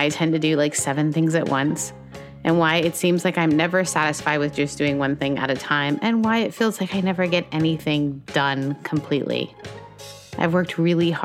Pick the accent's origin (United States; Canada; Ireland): Canada; As a Canadian